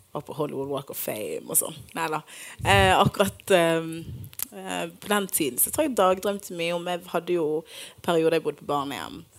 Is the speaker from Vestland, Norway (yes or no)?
yes; Bergen, Vestland, Norway; Jeg er fra Bergen, folkens.